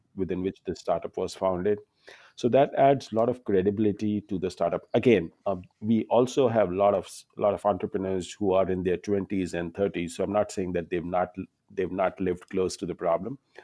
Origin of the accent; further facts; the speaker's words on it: India; now in New York City, United States; I'm an Indian